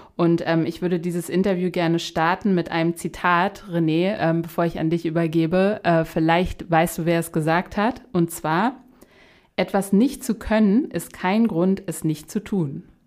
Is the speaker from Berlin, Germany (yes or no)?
yes; Berlin, Germany; wir sprechen hier gerade Berliner zu Berliner